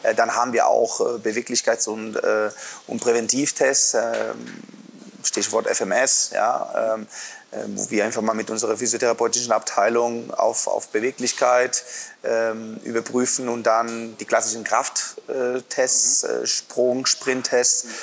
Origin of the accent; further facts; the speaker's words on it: Santander, Cantabria, Spain; now in Erlangen, Germany; an der Nordküste in Santander